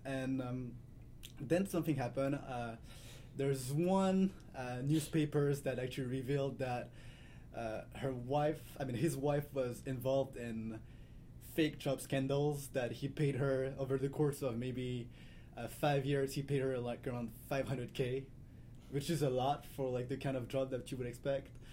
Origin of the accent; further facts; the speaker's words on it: Paris, Île-de-France, France; growing up in Paris